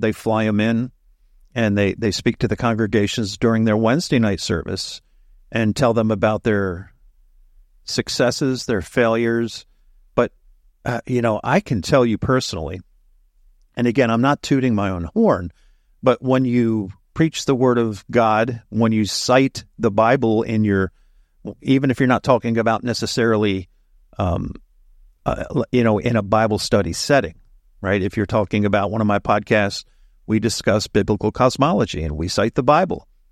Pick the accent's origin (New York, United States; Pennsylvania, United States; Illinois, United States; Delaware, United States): Delaware, United States; moved away as an adult; also born or lived in Central Texas / Fort Hood, Texas; I was born and raised here in Delaware